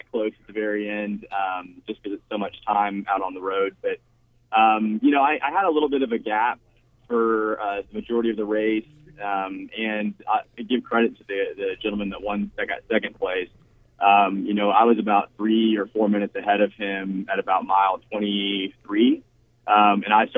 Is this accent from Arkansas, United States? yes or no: no; Houston, Texas, United States; moved away as an adult; also born or lived in Waco, Texas; now in Little Rock, United States; We're actually Texans, though. I grew up in Houston